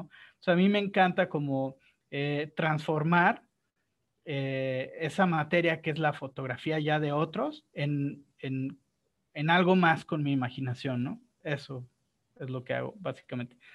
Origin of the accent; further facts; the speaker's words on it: Guadalajara, Jalisco, Mexico; Yo soy de Guadalajara